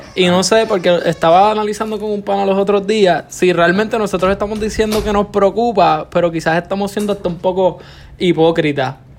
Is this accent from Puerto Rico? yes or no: yes; Morovis, Puerto Rico; moved away as an adult; now in Ponce, Puerto Rico; soy de Morovi